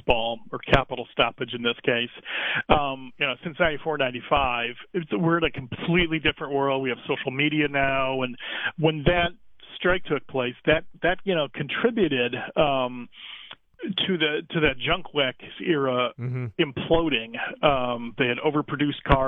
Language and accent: English; Cleveland, Ohio, United States; I'm from Cleveland